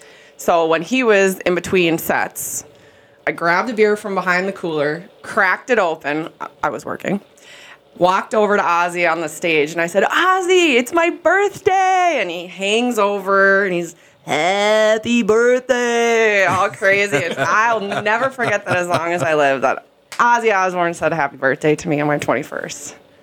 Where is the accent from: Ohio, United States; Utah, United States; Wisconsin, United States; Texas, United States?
Wisconsin, United States; Superior; moved away as an adult; also born or lived in Minneapolis; now in Duluth, United States; I'm not from Superior, but I was raised in Superior.